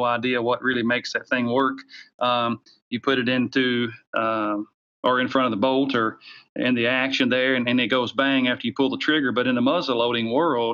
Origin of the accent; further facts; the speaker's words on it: the South, United States; accent: Southern; You can tell by my Southern slang, I grew up in the South and still live in the South, just outside of Nashville, Tennessee.